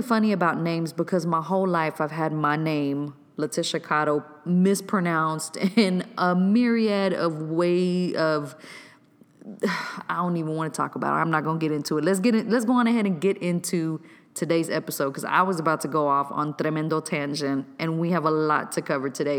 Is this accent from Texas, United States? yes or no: yes; Waco, Texas, United States; my hometown of Waco, Texas.